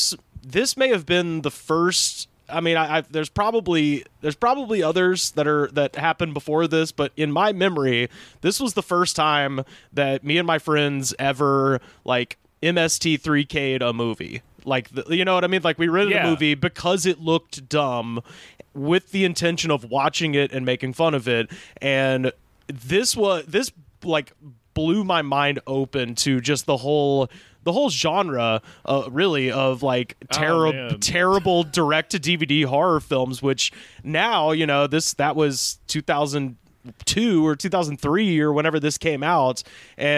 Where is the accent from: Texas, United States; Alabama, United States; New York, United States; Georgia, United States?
Alabama, United States; Auburn; I grew up in Auburn, Alabama